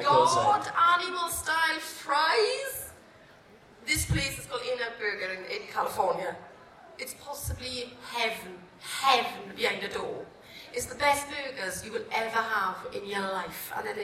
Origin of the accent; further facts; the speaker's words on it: Cardiff, Wales, United Kingdom; I'm, you know, I'm Welsh. I'm through and through Welsh, and I love where I'm from.